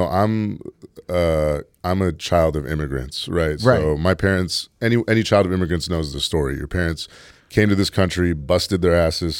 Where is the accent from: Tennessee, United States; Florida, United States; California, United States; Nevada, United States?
California, United States; San Francisco; No, I'm from San Francisco.